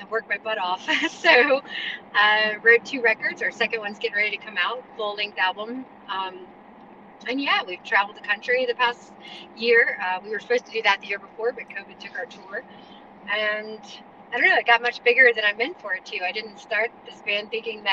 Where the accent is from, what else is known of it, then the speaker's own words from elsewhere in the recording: Charlotte, North Carolina, United States; we are from Charlotte, North Carolina. I'm a Carolina girl, born and raised